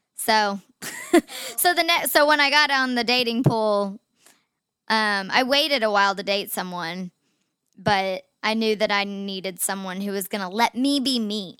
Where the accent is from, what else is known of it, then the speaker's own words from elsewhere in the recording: Chattanooga, Tennessee, United States; we grew up in Chattanooga in the, like, the same friend groups